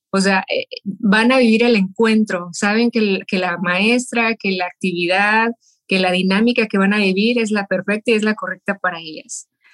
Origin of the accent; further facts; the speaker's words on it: Mexico; moved away as an adult; now in Las Vegas, United States; soy mexicana y viviendo en Las Vegas hace ya más de 25 años